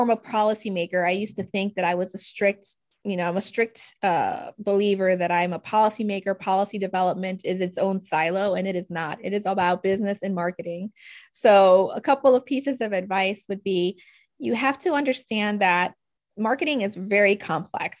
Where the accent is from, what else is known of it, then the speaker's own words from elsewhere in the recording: New Orleans, Louisiana, United States; moved away as an adult; also born or lived in Washington, D.C.; I'm originally from New Orleans, where there sort of the standing assumption was back then growing up, I'm either going to be an oil and gas lawyer or a doctor and stay and go to Tulane